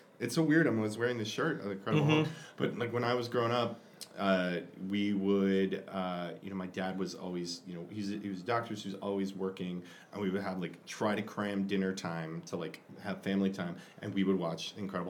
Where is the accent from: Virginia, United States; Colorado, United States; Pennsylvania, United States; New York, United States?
Colorado, United States; Denver; I'm from Denver.